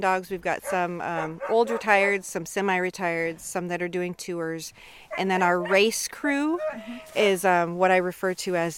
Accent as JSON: {"language": "English", "town": "Tok", "region": "Alaska", "country": "United States", "tie": "born or raised there", "moved": "yes", "lives_now": "Fairbanks, United States", "said": "I grew up in Tok"}